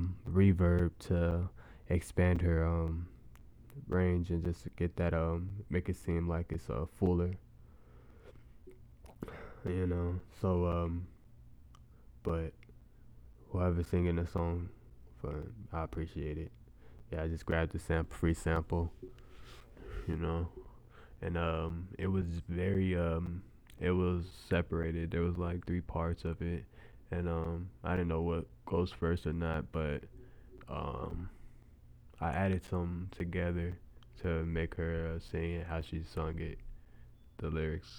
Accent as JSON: {"language": "English", "town": "Las Vegas", "region": "Nevada", "country": "United States", "said": "I'm from Las Vegas"}